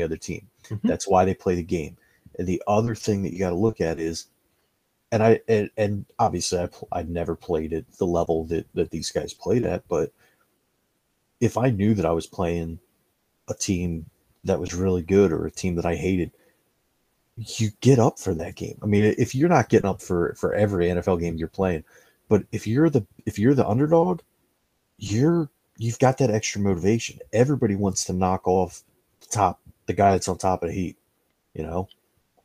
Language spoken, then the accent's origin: English; Philadelphia, Pennsylvania, United States; I was raised in Negadelphia